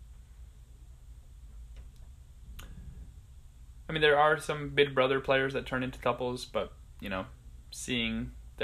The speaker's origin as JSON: {"language": "English", "town": "Plainview", "region": "New York", "country": "United States", "said": "I am from Plainview, New York"}